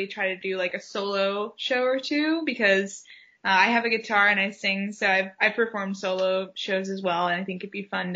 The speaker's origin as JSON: {"language": "English", "town": "Takoma Park", "region": "Maryland", "country": "United States", "tie": "born or raised there", "also_born_or_lived": "Washington, District of Columbia, United States", "said": "I grew up in Tacoma Park, Maryland"}